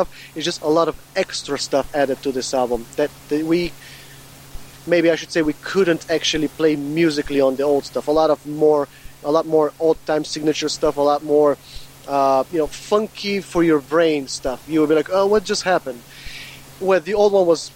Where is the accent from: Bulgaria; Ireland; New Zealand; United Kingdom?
Bulgaria; now in Chicago, United States; It's my home country in Bulgaria